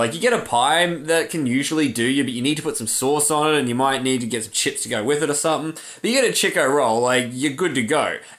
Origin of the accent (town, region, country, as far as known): Australia